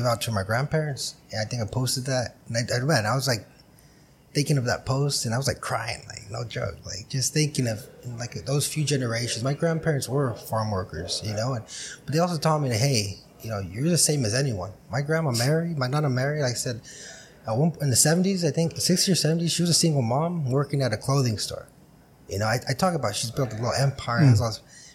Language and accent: English; Brawley, California, United States; I was born on the West Side